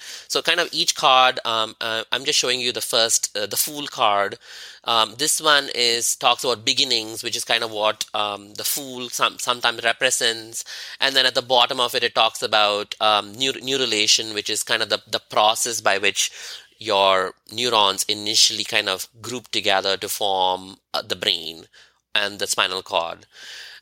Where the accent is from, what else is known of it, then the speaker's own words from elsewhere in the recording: India; moved away as an adult; As an Indian who is Hindu